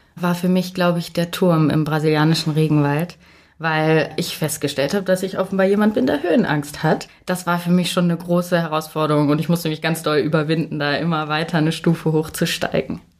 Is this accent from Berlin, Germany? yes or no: no; Hanover, Lower Saxony, Germany; ich komme nicht aus München. Ich äh, komme aus Hannover